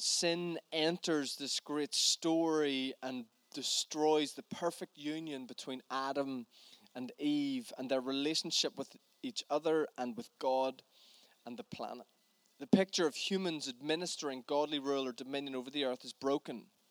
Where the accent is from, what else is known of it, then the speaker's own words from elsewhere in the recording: Northern Ireland, United Kingdom; as a Northern Irish man